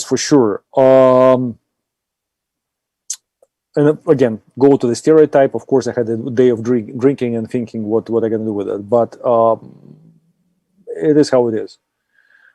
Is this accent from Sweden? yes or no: no; Austria; accent: Austrian; my lovely Austrian accent